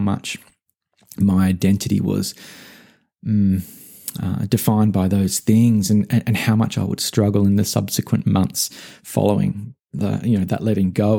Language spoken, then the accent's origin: English; Australia; moved away as an adult; also born or lived in Melbourne; now in United States; My home country, uh, Australia and the relative safety and security and familiarity it provided, I decoupled from as I left and moved to the US